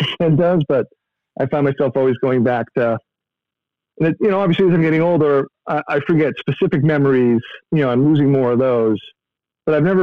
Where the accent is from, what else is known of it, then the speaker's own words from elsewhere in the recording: Beverly, Massachusetts, United States; I grew up in Beverly